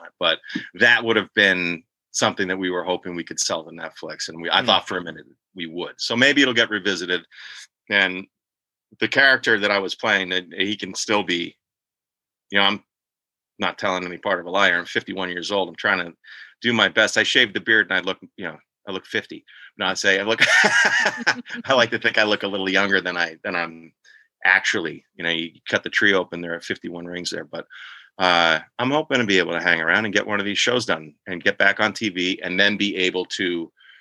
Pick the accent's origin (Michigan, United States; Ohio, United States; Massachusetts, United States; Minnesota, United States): Massachusetts, United States; Boston; moved away as an adult; also born or lived in New York / Los Angeles; I was from Boston as well. I always used to wear a Boston hat